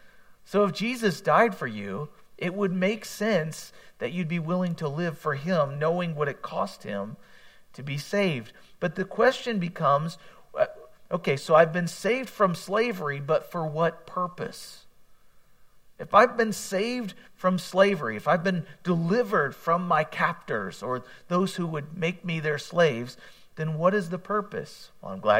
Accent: United States; as an American

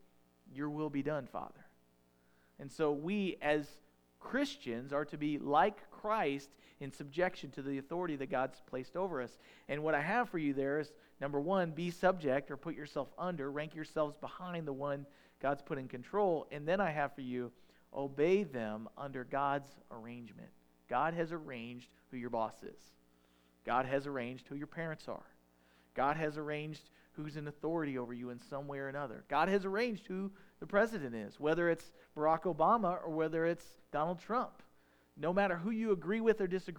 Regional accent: United States; I'm an American

